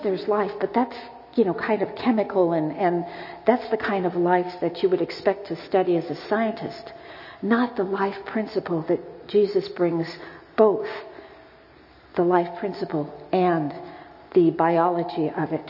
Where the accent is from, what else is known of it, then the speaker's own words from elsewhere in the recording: United States; as an American, quite frankly, I'm always embarrassed that I can only speak English